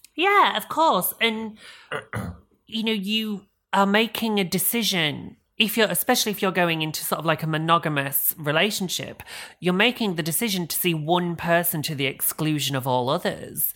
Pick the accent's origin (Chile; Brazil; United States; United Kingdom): United Kingdom; England; We're, we're English